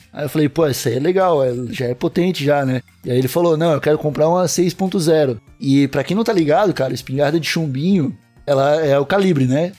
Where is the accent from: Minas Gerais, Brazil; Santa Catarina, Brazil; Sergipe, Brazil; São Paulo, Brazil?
Santa Catarina, Brazil; Palhoça; fui parar num bairro aqui de Palhoça, que foi a região onde eu cresci.